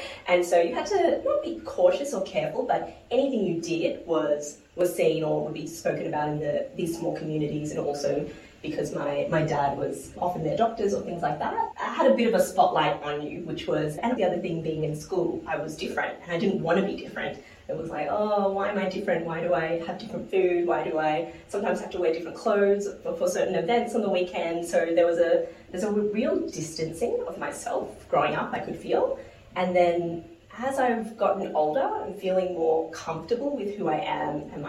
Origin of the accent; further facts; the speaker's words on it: New Zealand; accent: Kiwi; Oh, yeah. Although I definitely lost my Kiwi accent, I would say.